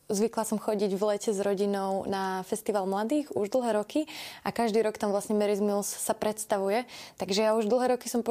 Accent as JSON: {"language": "Slovak", "country": "Slovakia", "said": "To, že je niekto z Afriky alebo ja som zo Slovenska, je len vzdialenosť na mape"}